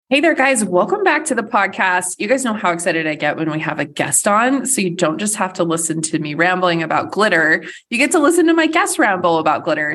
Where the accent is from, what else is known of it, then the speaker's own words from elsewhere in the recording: United States; first language English; as an American